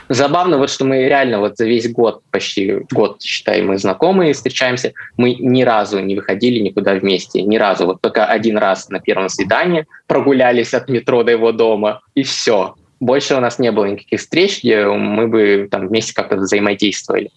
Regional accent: Chelyabinsk, Chelyabinsk Oblast, Russia; я сам не из Москвы, а из Челябинска

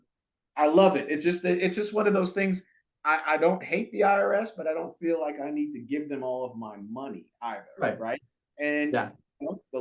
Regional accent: Jamaica; Well, so I was born in Jamaica, okay? And raised, my mom, you know, raised myself and my sister on her own, a single parent.

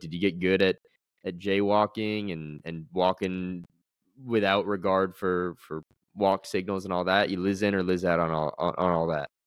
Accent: United States; moved away; not quite my hometown, grew up about thirty minutes north, but place I'm deeply, deeply, deeply fond of, place that feels like home, New York City

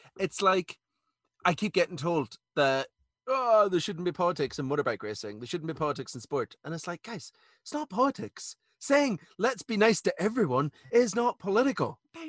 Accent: Ireland; now in United Kingdom; I'm Irish

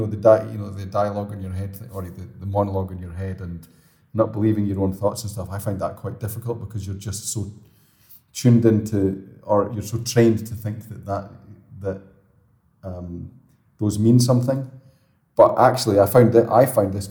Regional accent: Scotland, United Kingdom; I'm Scottish, so it's kind of built, but I'm always moving away from it

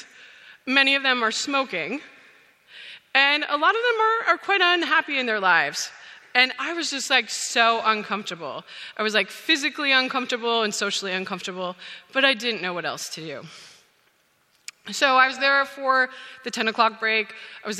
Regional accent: Saskatchewan, Canada; moved away as an adult; I grew up on a grain farm

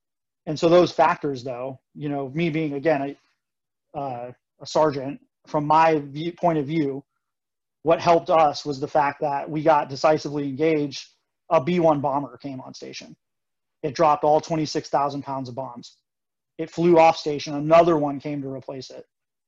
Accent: South Dakota, United States; so I'm from South Dakota, which is where the B-1 bombers, you know, or my dad was in the Air Force at Ellsworth.

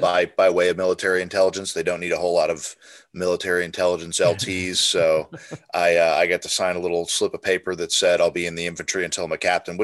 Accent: Colorado, United States; also born or lived in Clarksville, Tennessee; I'm mostly from Colorado. I was born in Clarksville, Tennessee, when my dad was at the 101st Airborne.

